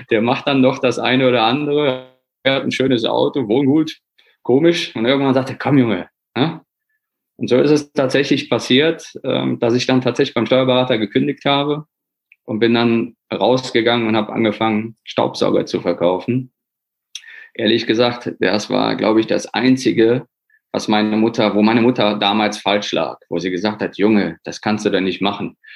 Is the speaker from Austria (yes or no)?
no; Poland; born there; ich bin gebürtiger Pole, muss man einfach sagen.